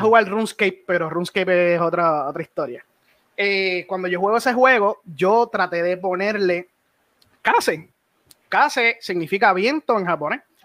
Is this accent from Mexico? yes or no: no; Puerto Rico; yo soy de Puerto Rico